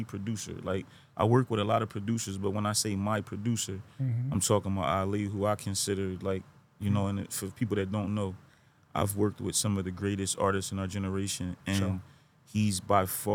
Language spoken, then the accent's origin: English; Philadelphia, Pennsylvania, United States; I'm from West Philadelphia, Pennsylvania.